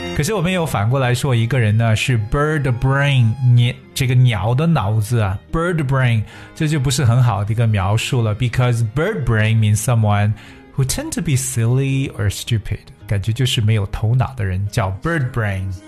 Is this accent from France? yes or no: no; China; 我们中国人